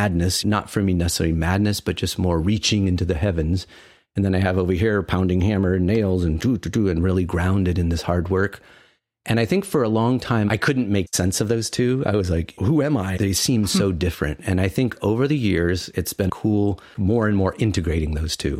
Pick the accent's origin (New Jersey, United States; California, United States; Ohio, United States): Ohio, United States; now in Ithaca, United States; I grew up in Ohio. So kind of farmland, Ohio